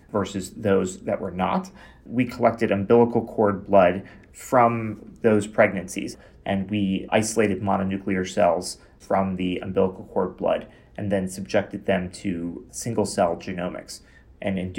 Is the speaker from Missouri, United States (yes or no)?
no; Chicago, Illinois, United States; moved away as an adult; also born or lived in Boston, Massachusetts; now in Toronto, Canada; I'm originally from Chicago, Illinois